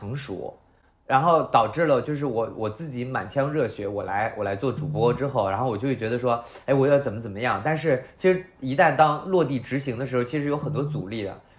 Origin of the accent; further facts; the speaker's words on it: Handan, Hebei, China; 我家在河北邯郸，